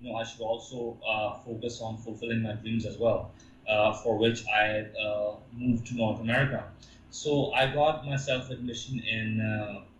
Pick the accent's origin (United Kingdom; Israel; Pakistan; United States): Pakistan; moved away as an adult; also born or lived in Canada; go back to Pakistan